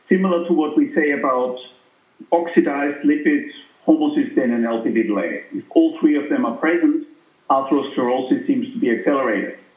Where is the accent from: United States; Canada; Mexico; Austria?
Austria; moved away; I'm from Austria, as you know, originally